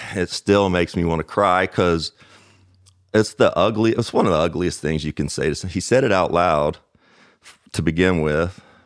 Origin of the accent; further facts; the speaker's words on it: Owensboro, Kentucky, United States; Growing up in Owensboro, Kentucky, it's a town